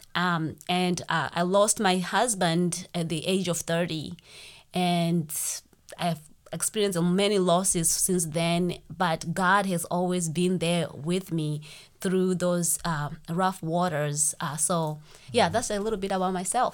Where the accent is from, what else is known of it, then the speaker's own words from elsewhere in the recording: Zimbabwe; moved away as an adult; now in United States; I'm from Zimbabwe. That's why I have this accent